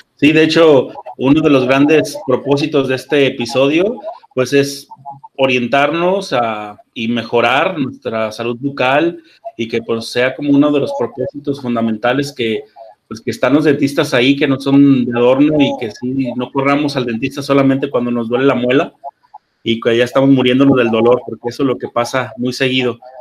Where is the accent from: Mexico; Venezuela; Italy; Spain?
Mexico